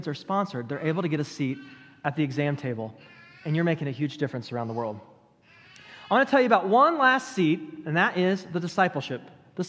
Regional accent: United States; me as an American

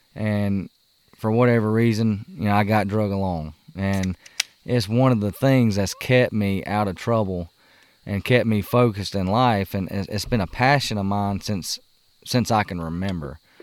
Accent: South Carolina, United States; moved away; when we were growing up in South Carolina

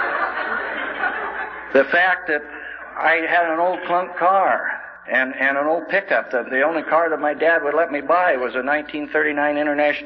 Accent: Coulee Dam, Washington, United States; I was born and raised in Coulee Dam, Washington

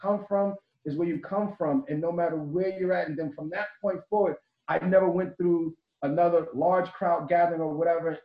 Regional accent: Wyandanch, New York, United States; growing up, in Wyandanch, Schnorf, Babylon

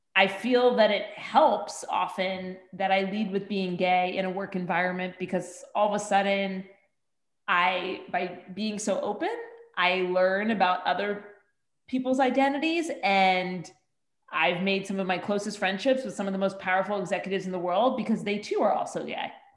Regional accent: Bergen County, New Jersey, United States; I grew up 10 miles outside of New York City uh, in Bergen County, New Jersey

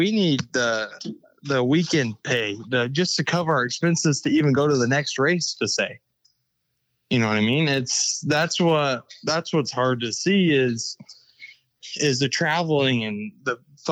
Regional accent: West Coast, United States; we're from the West Coast

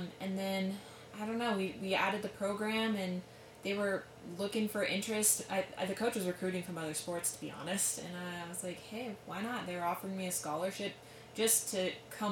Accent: Silverton, Colorado, United States; also born or lived in Durango, Colorado; I grew up in Silverton

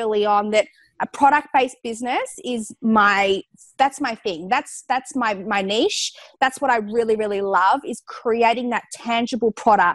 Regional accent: Geelong, Victoria, Australia; where I grew up in Geelong, we actually at this time had no cold pressed juice bars in the city.

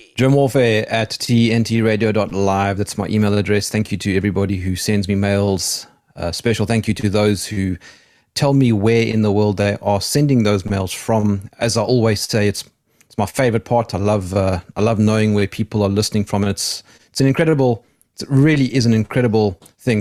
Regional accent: South Africa; being South African

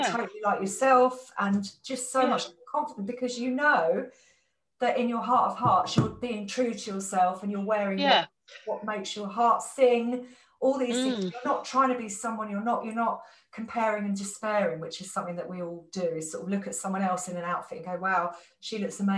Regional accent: Essex, East of England, United Kingdom; now in London, United Kingdom; I grew up in Essex

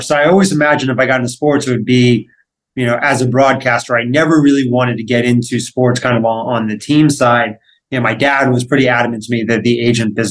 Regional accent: Los Angeles, California, United States; growing up in Los Angeles, there are plenty of people who had ties to the entertainment world

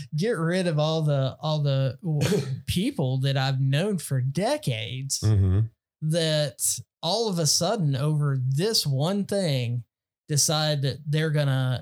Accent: Texas, United States; born or raised there

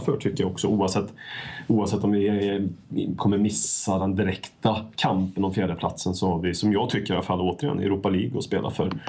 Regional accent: Värmland, Sweden; Folk från eh, bruket där jag kommer ifrån

